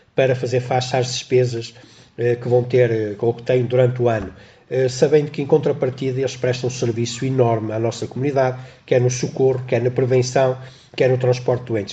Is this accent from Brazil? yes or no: no; Cinfães, Viseu, Portugal; sou de Sinfãs e tenho muita honra e muito orgulho em sê-lo.